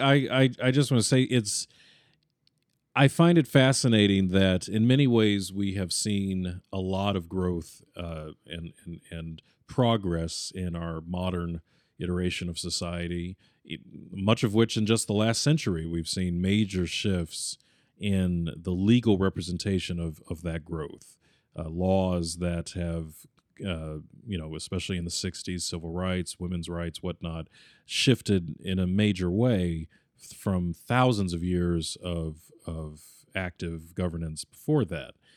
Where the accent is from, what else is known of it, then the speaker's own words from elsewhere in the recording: United States; as an American, and this is where my American sensibilities come